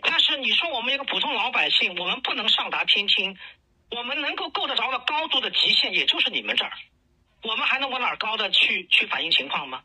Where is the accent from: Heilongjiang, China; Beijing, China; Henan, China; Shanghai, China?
Shanghai, China; 你还要我们上海人怎么样